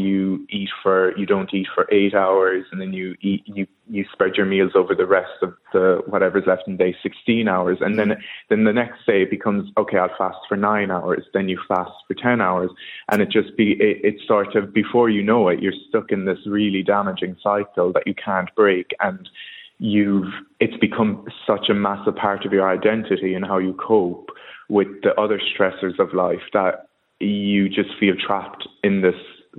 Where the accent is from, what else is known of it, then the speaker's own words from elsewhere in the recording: Kerry, Munster, Ireland; moved away as an adult; now in London, United Kingdom; I'm from Kerry. I've been living in London for about 5 years.